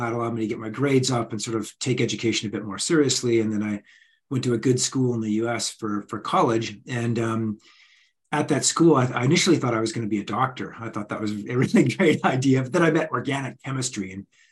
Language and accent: English; Canmore, Alberta, Canada; I'm the kid from Canmore, Alberta.